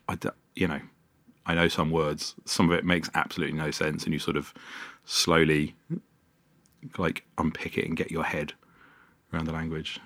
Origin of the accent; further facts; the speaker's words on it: London, United Kingdom; I grew up in Wembley, North London